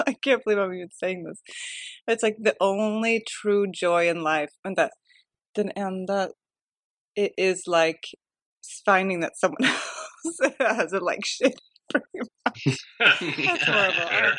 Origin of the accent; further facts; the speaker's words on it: outside of Chicago, Illinois, United States; now in Sweden; I am very Swedish. Good at accent. I'm born here, but I grew up in outside of Chicago. So we moved there when I was 7, and so I did like all my schooling there.